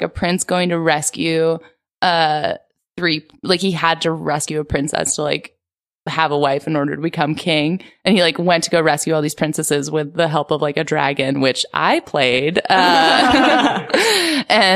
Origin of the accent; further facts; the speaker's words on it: Philadelphia, Pennsylvania, United States; Philadelphia, like the suburbs of Philadelphia